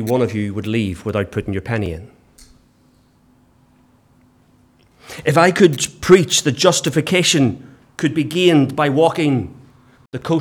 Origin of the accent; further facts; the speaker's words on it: England, United Kingdom; we're English